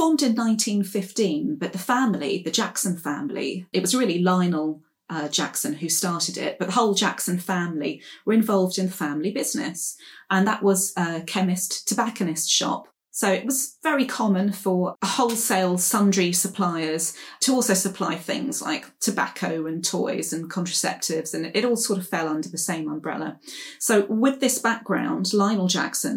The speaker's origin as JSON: {"language": "English", "region": "London", "country": "United Kingdom", "said": "So I'm a Clerkenwell girl myself. I'm from Clerkenwell"}